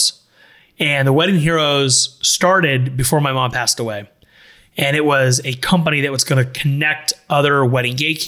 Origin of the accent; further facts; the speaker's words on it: Miami Shores, Florida, United States; I grew up in Miami Shores